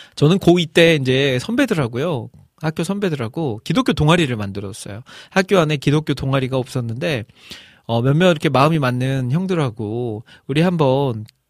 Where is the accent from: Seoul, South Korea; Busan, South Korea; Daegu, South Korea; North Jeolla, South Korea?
North Jeolla, South Korea; Iksan; 제 고향이 익산이니까 익산 제일 번화가 중앙동이라고 있어요